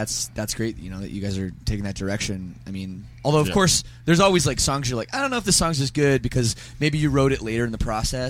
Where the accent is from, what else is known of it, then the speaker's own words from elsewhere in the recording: Canada; I'm not Australian. I'm Canadian, and I've spent a lot of time in Australia.